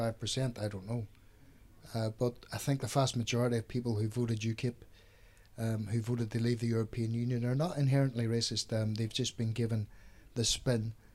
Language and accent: English; Derry, Northern Ireland, United Kingdom; moved away as an adult; I've been in this country for 34 years now. I come from Derry in Ireland